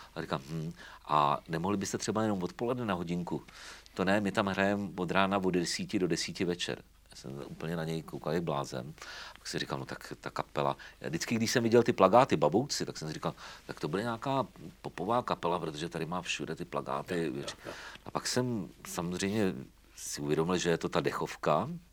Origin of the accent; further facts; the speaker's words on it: Třeboň, South Bohemian Region, Czechia; also born or lived in Zlín / Vizovice; vrátil jsem se domů do Třeboně